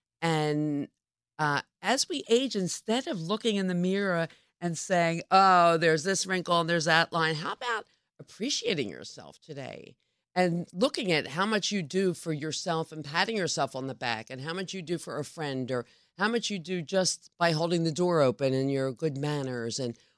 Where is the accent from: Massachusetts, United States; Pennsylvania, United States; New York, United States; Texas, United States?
Pennsylvania, United States; Philadelphia; I mean, I'm originally from Philadelphia